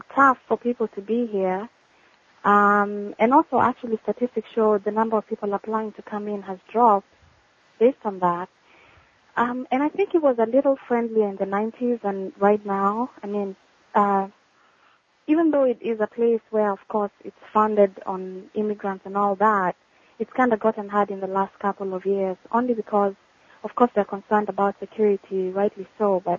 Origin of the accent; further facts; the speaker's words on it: Nairobi, Kenya; moved away as an adult; now in West Palm Beach, United States; I am a Kenyan by birth. I was born and raised in Nairobi